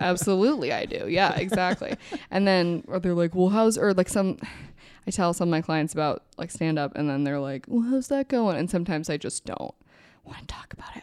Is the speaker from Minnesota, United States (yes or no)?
yes; Minnesota, United States; also born or lived in New Jersey; we moved from New Jersey when I was really young, and they were very, like, alone when we got to Minnesota